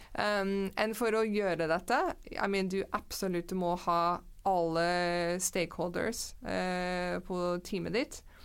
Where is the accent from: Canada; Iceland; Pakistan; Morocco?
Canada; Norwegian is a second language; moved away as an adult; now in Norway; jeg er fra Canada. Mm -hmm. Vokste opp i Canada, men jeg har bodd i mange ulike land